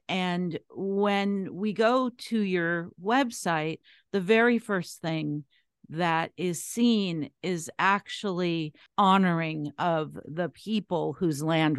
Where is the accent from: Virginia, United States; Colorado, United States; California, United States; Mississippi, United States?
California, United States; Los Angeles; moved away; also born or lived in Northeast, United States; I grew up out West. I grew up in Los Angeles.